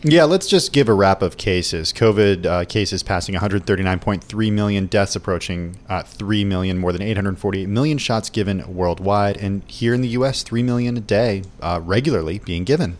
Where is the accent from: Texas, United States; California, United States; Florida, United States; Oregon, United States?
California, United States; I am from California